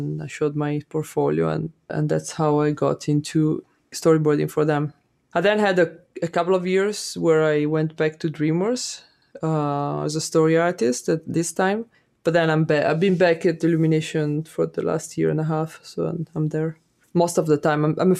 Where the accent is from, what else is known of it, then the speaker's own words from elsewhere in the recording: Italy; I grew up in Italy, and my mom and my grandmother always talked about the times when war was there